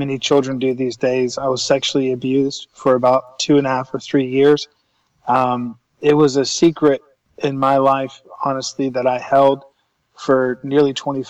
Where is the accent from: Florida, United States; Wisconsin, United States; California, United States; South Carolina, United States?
South Carolina, United States; Columbia; I was born and raised in Columbia, South Carolina, in the southeast United States